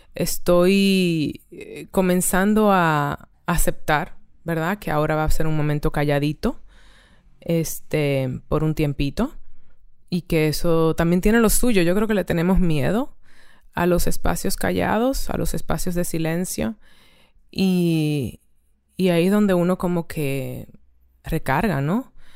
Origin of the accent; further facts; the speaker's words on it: Dominican Republic; moved away; also born or lived in Barcelona; ahora estoy en, en mi país de origen, República Dominicana